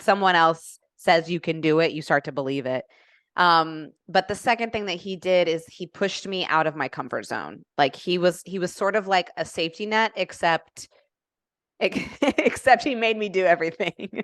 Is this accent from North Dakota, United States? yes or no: no; Indianapolis, Indiana, United States; moved away as an adult; now in Atlanta, United States; born and raised in Indianapolis